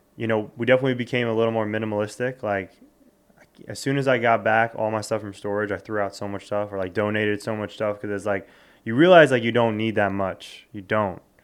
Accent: South Florida, United States; born or raised there; moved away as an adult; also born or lived in Westchester, New York / New York City; now in New York, United States

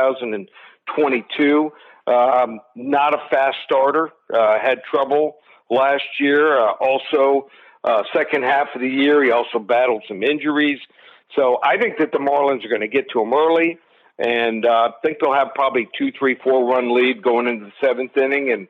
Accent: Miami, Florida, United States; my hometown.

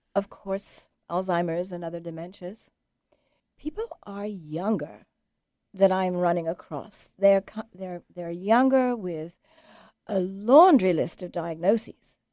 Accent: England, United Kingdom; moved away; I'm English

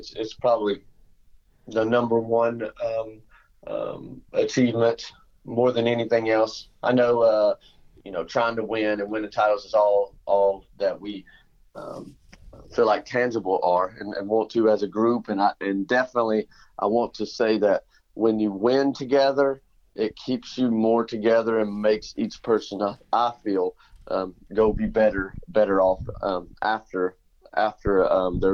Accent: Elizabethton, Tennessee, United States; Elizabeth, in my hometown

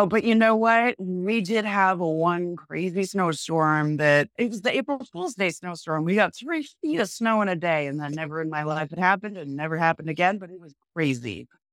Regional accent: New Hampshire, United States; moved away as an adult; also born or lived in Massachusetts / Vermont / Maine; I grew up in New Hampshire

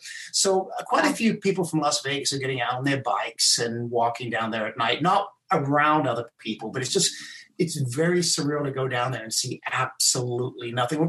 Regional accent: South Africa; also born or lived in England; I was born in England. I left when I was 9. I went to South Africa. It was while I was in South Africa that I was abandoned by my mom.

